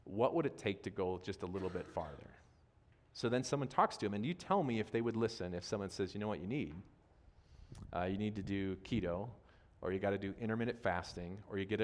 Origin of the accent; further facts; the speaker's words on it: Wisconsin, United States; I'm from Wisconsin